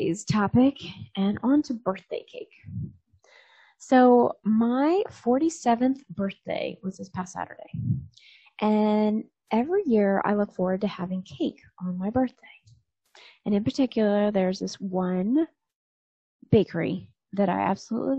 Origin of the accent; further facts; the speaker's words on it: New Jersey, United States; moved away; also born or lived in Annapolis, Maryland; that's the town I was born